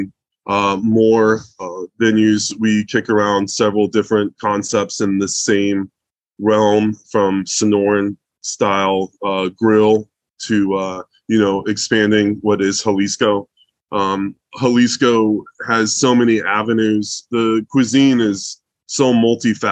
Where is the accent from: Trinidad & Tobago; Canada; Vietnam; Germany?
Germany; moved away; I was born in Germany